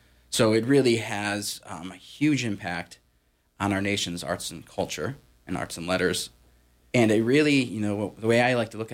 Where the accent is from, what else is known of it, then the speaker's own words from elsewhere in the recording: Massachusetts, United States; moved away as an adult; also born or lived in upstate New York; I grew up in Massachusetts